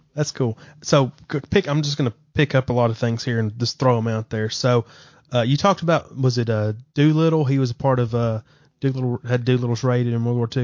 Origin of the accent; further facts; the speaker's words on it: Alabama, United States; accent: Alabama; That's my Alabama pronunciation